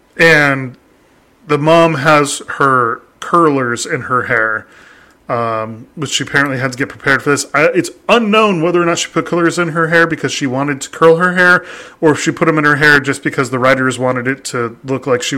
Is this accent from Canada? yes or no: no; Australia; See, I know that because I'm native Australian.